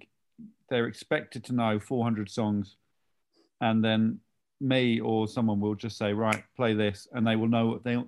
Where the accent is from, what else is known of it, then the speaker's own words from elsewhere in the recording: Midhurst, South East England, United Kingdom; my hometown of Midhurst